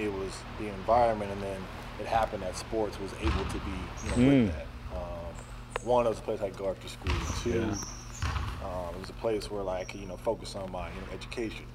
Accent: Ames, Iowa, United States; moved away as an adult; growing up in Iowa, you know, we didn't really move around

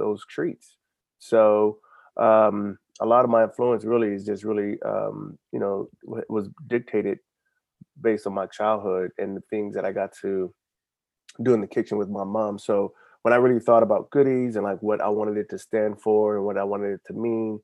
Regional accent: Alabama, United States; now in Alexandria, United States; I was born in Alabama

